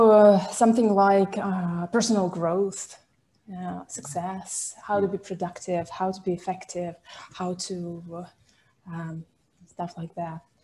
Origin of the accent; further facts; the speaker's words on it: Pskov, Pskov Oblast, Russia; My hometown